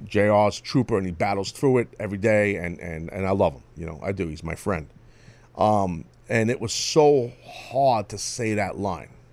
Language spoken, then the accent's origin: English; New York City, New York, United States; in my hometown